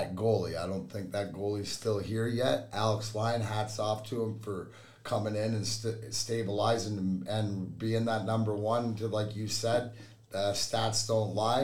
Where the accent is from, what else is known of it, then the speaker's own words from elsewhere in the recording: Leamington, Ontario, Canada; now in Michigan, United States; Leamington, Ontario is where I grew up, which is give or take 10 minutes from the border